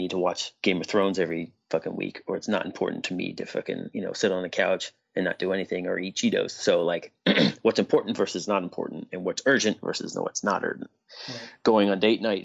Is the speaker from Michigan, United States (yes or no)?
no; Harrisburg, Pennsylvania, United States; I'm from Harrisburg